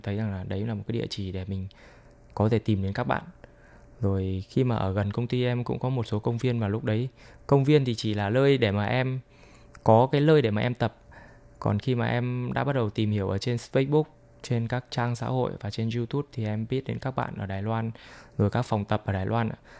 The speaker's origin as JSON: {"language": "Vietnamese", "country": "Vietnam", "moved": "yes", "lives_now": "Taiwan", "said": "em là người Việt Nam"}